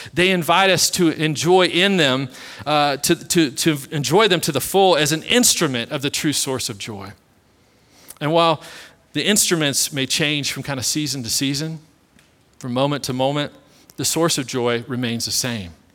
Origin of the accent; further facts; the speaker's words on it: Kansas City, United States; I was born and raised in Kansas City